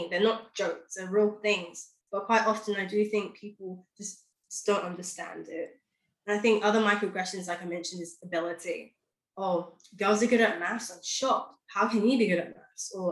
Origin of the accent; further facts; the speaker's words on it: London, United Kingdom; Yes, I was born and raised in London, but I spoke like so my accent could be a number of different things.